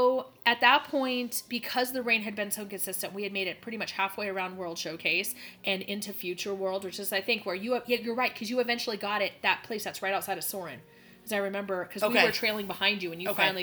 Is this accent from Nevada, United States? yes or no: no; Phoenix, Arizona, United States; And by the time the bus came, the heavens had opened. Like, and we're from Phoenix, right? So there's, the rain is not common to us.